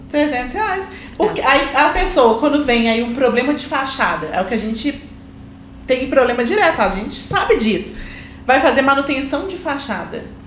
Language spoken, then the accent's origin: Portuguese; Belo Horizonte, Minas Gerais, Brazil; na minha terra